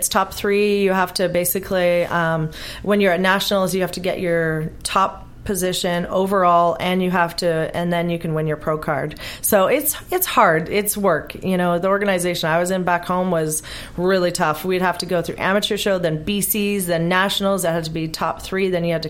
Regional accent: Vancouver, British Columbia, Canada; Excuse me, because I'm from Vancouver, so it's a different organization.

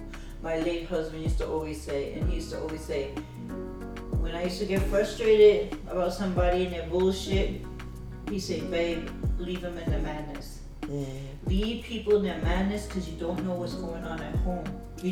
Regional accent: Jamaica; but you're black and I'm Jamaican.

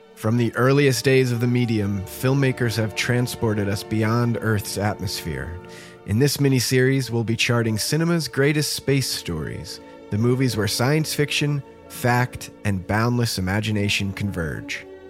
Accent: New Jersey, United States; growing up in New Jersey, like we didn't go very far

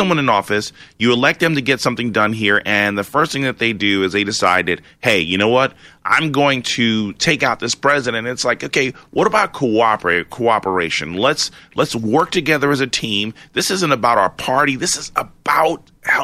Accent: Long Island, New York, United States; moved away as an adult; I am from Long Island. I was born, raised in New York

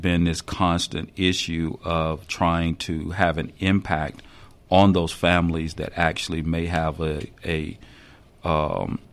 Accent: the South, United States; moved away as an adult; I was born and raised in the South

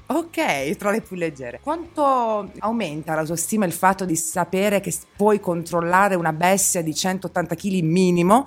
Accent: Apulia, Italy; io sono pugliese

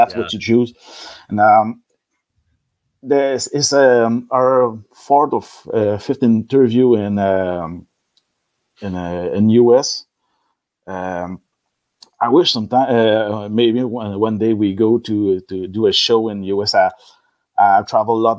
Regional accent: Quebec, Canada; first language French; English is a second language; we were raised with a band in Quebec in '90s that play metal and speak French

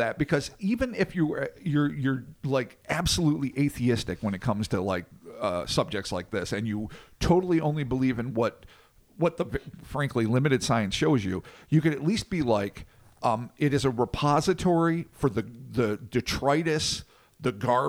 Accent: São Paulo, Brazil; I was born in Brazil, and for a very large portion of my life in a small town in rural Sao Paulo, the state of Sao Paulo, not the city, of about 70,000 people.

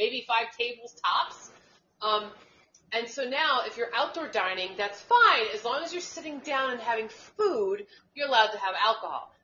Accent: United States; also born or lived in New York City, United States; the town I grew up in Suncanic

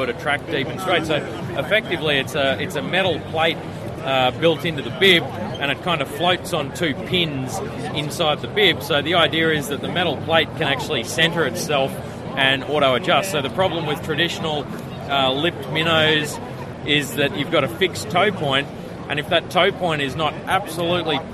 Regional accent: Australia; I'm from Australia

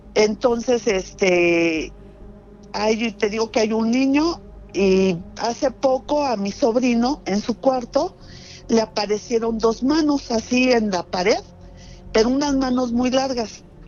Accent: Mexico City, Mexico; yo soy de Ciudad de México, de, de, Rosario

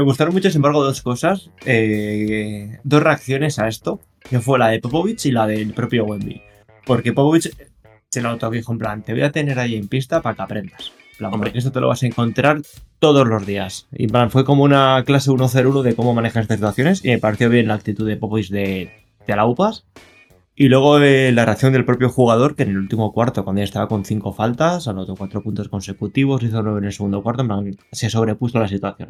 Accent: Castile and León, Spain; yo soy de zona miner

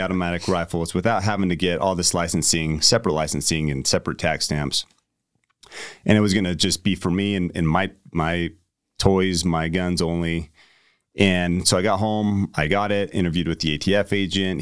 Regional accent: United States; you tell people you're American

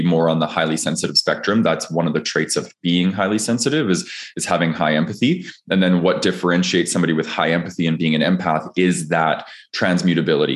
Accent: Calgary, Alberta, Canada; I grew up in Calgary, Alberta, Canada

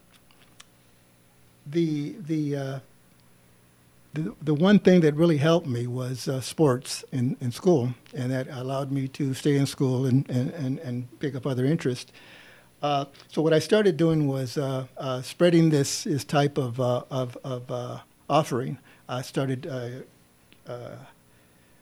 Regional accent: San Bernardino, California, United States; I was born and raised in San Bernardino

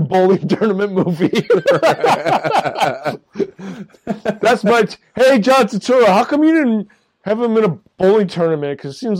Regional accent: Midwest, United States; I'm from the Midwest.

